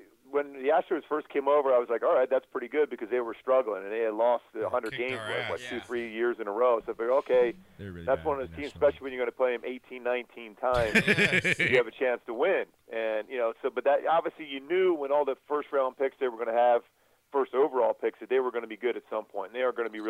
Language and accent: English; Philadelphia, Pennsylvania, United States; now in Southern California, United States; growing up in Philly, you're never a big fan of any New York team